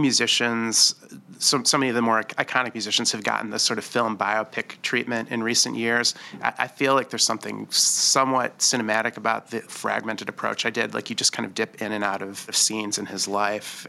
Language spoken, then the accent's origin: English; Detroit, Michigan, United States; I'm from Detroit